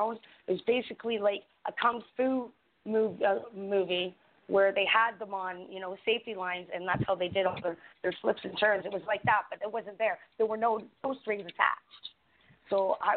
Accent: Canada; I'm Canadian content

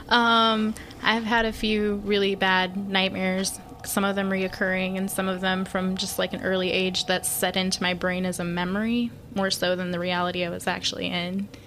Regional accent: Colorado, United States; moved away as an adult; um, I'm 23. I'm from Colorado. I moved down here a little over two years ago to come live with Robbie

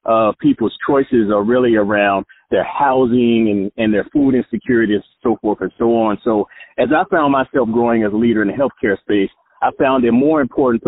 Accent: Jacksonville, Florida, United States; the hood that I grew up in Jacksonville was called Caravan Projects

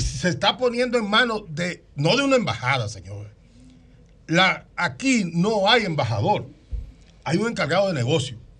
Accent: Dominican Republic; yo soy un ciudadano dominicano que fui parte de la fundación del PRM

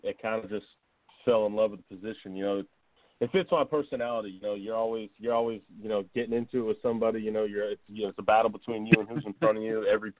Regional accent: Tampa, Florida, United States; I'm actually from Tampa, so, you know, this is kind of my hometown area

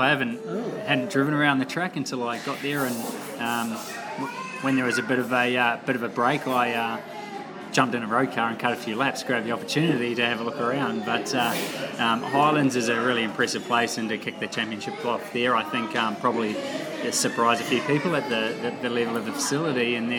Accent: New Zealand; Yeah, so I don't know what causes that, but I'm happy I'm a Kiwi.

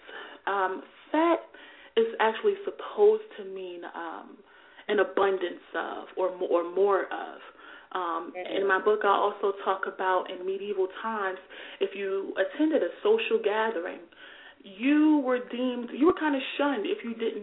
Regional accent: Newark, New Jersey, United States; my hometown of Newark, New Jersey

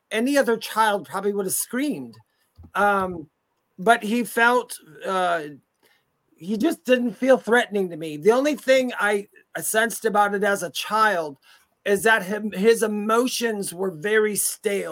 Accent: Wisconsin, United States; now in North Carolina, United States; I'm from Wisconsin, and we traveled back and forth to the state I'm in now, which is North Carolina

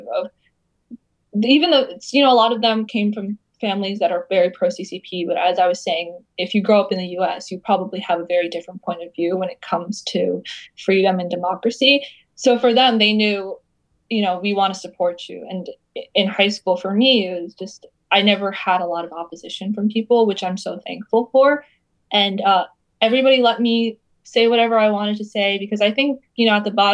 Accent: United States; growing up in the United States

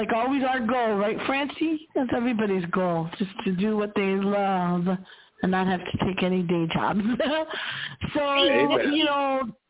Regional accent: Cleveland, Ohio, United States; moved away; I'm originally from Cleveland

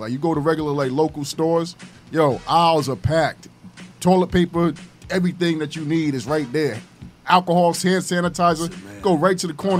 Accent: New York, United States; I'm from New York, and we all from New York.

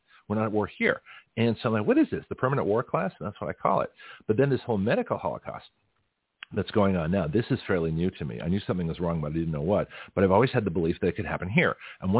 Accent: Canada; also born or lived in Australia / United States; I grew up in Canada, Australia, and the United States.

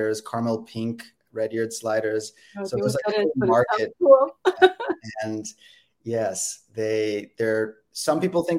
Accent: Silicon Valley, California, United States; I'm from the Bay Area. I grew up in Silicon Valley

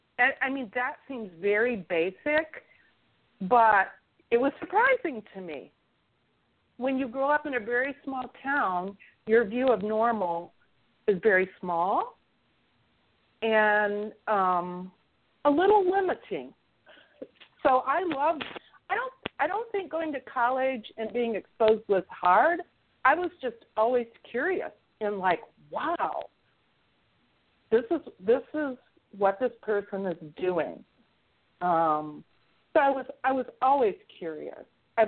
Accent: central Illinois, United States; moved away; I grew up in a very small town in central Illinois. It was very homogenous, very small bubble. I had no friends of color. I had one Jewish girlfriend growing up.

